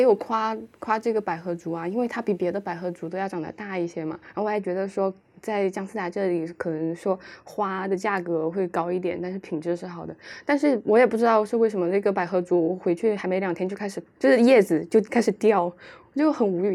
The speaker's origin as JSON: {"language": "Chinese", "region": "Chongqing", "country": "China", "tie": "born or raised there", "moved": "as an adult", "lives_now": "Beijing, China", "said": "我的心一直属于重庆"}